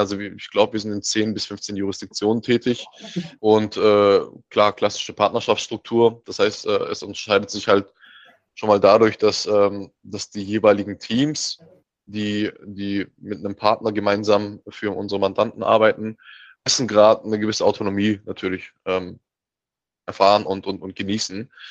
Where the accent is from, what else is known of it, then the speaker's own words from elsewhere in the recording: Heilbronn, Baden-Württemberg, Germany; moved away as an adult; also born or lived in Mannheim / Leeds; ich komme ja ursprünglich aus, ähm, aus Heilbronn, bin also quasi gebürtiger, gebürt, äh, gebürtiger Schwabe, ähm, bin dort geboren, aufgewachsen, Abi gemacht